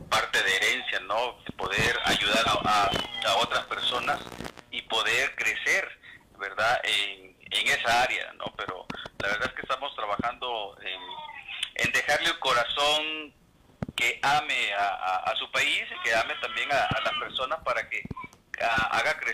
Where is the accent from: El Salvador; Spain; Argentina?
El Salvador; now in Mexico